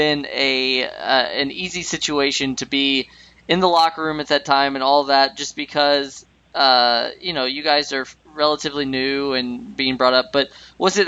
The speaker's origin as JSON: {"language": "English", "region": "Midwest", "country": "United States", "moved": "yes", "said": "I'm originally from the Midwest"}